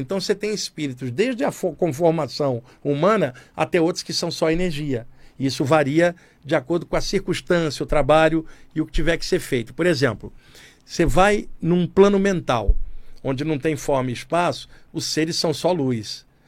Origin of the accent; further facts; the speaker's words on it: Brazil; Eu estou bem aqui como brasileiro